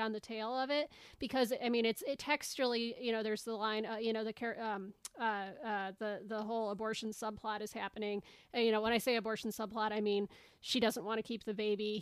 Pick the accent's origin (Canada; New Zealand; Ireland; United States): United States; as an American